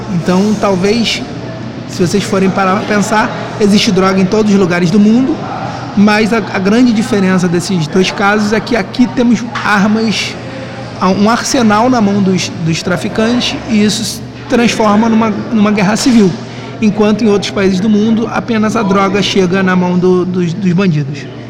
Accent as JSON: {"language": "Portuguese", "region": "Rio de Janeiro", "country": "Brazil", "said": "eu sou da Tijuca, sou morador da Tijuca"}